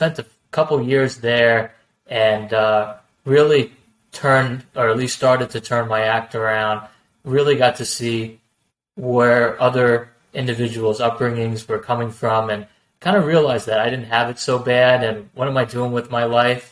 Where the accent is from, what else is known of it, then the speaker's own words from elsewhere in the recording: northern New Jersey, United States; also born or lived in New York State; I grew up in, you know, northern New Jersey, basically, you know, since I was a little boy